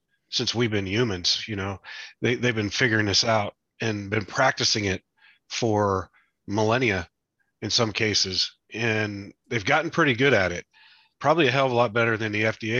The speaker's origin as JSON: {"language": "English", "region": "West Virginia", "country": "United States", "tie": "born or raised there", "said": "I grew up in West Virginia. We had horses."}